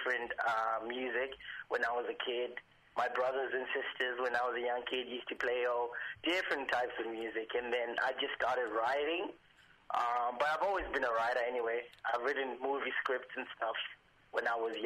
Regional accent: Zimbabwe; also born or lived in Fremantle, Western Australia; now in Perth, Australia; I'm originally from Zimbabwe, and I moved to Fremantle in Western Australia

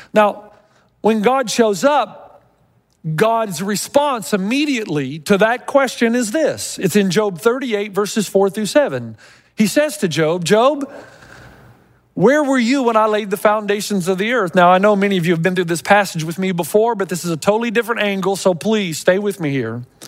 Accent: Tennessee, United States; I was growing up in Tennessee

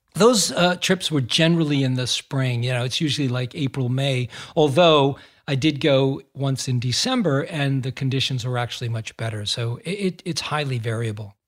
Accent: Massachusetts, United States; I grew up in Massachusetts

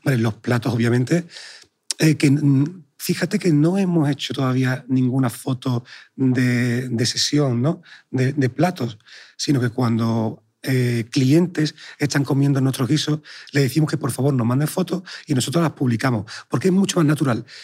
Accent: Sanlúcar de Barrameda, Andalusia, Spain; moved away; also born or lived in Madrid / New York / Chicago; nací en Sanlúcar de Barrameda

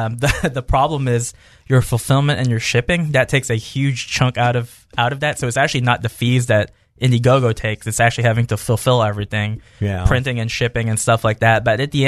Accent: the South, United States; I'm from the South

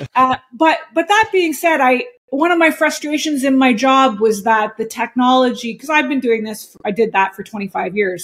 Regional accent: Montreal, Quebec, Canada; also born or lived in New York; now in Shawnigan Lake, Canada; I was born and raised in Montreal, so I was a city girl

